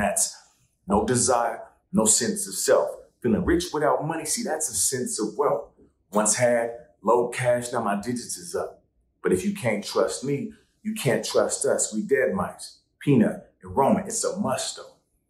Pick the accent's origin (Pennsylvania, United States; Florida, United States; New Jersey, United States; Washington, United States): Washington, United States; Seattle; now in New York, United States; And you can see New York as the backdrop, right? But I'm from Seattle. I feel right at home when it rains.